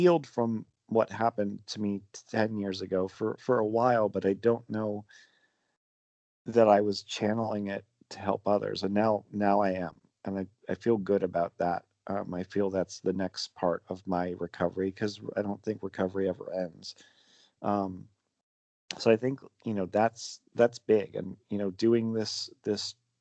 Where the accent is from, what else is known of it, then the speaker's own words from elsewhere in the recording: Pennsylvania, United States; I grew up in what in Pennsylvania they call a Pennsylvania Dutch family